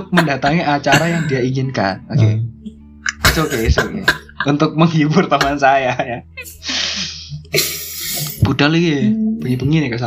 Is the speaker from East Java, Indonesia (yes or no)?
yes; Krian, East Java, Indonesia; nah sedangkan kita dari Krian Krian sidoarjo ya sekitaran situlah kita anak-anak pinggir kota ya